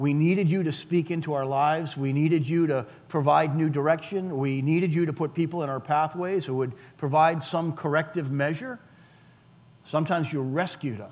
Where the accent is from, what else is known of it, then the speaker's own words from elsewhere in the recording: Weymouth, Massachusetts, United States; I grew up in Weymouth